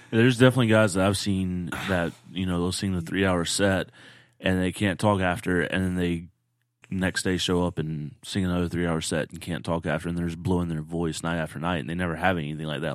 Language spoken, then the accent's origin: English; Pensacola, Florida, United States; I'm from around Pensacola